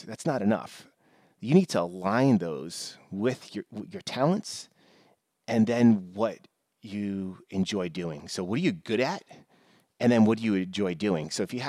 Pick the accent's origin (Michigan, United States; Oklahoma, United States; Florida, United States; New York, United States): New York, United States; I mean, I grew up in New York, and, you know, typically his Yankees, Rangers were the more popular teams